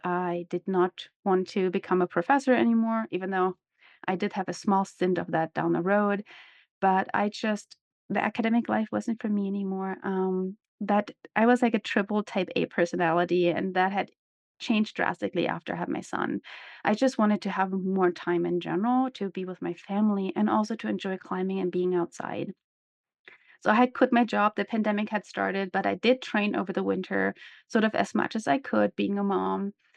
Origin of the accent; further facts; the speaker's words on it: Germany; moved away as an adult; also born or lived in former East Germany / Seattle / Salt Lake City; now in United States; I grew up in Germany, as some of you might know, I was born in former East Germany